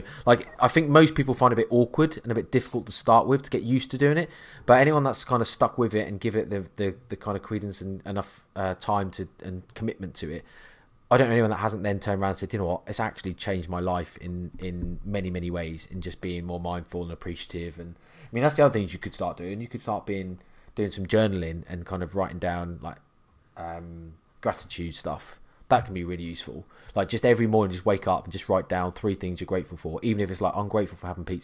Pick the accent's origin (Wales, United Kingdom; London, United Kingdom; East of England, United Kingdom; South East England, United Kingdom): East of England, United Kingdom; Norfolk; I'm from Norfolk